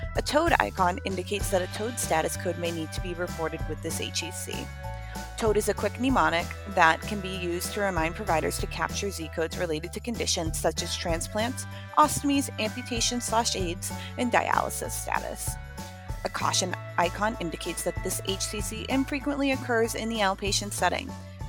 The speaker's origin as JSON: {"language": "English", "region": "New Hampshire", "country": "United States", "tie": "born or raised there", "said": "I grew up in New Hampshire"}